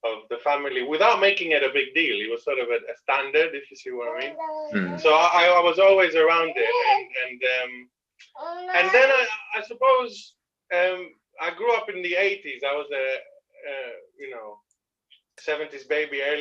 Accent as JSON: {"language": "English", "country": "Greece", "tie": "born or raised there", "also_born_or_lived": "France", "moved": "as an adult", "lives_now": "Leicester, United Kingdom", "said": "basically my main growing up time was in Greece"}